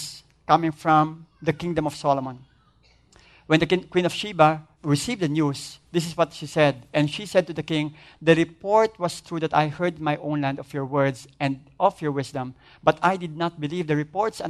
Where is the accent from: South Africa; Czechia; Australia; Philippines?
Philippines; as Filipino